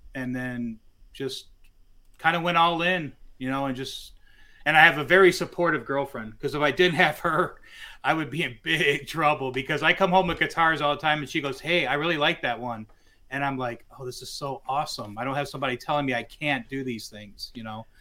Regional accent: Westland, Michigan, United States; moved away as an adult; also born or lived in Detroit, Michigan; now in California, United States; I grew up in Westland, Michigan

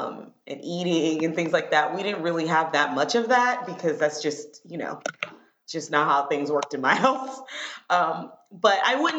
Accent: Miami, Florida, United States; moved away as an adult; now in Washington, D.C., United States; I live in Washington, D.C. Mm-hmm. I've been here for about 10 years now. I moved here from Miami, Florida, mm-hmm. where I was born and raised, to Haitian parents.

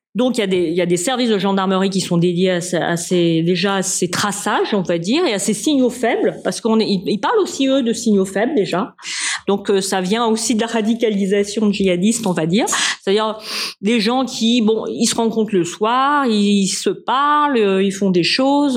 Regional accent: France; Moi, je suis française.

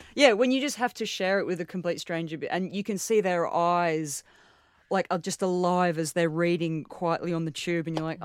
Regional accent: Australia; as an Australian, like my, my grandfather's brother died uh, on the Burma Railway

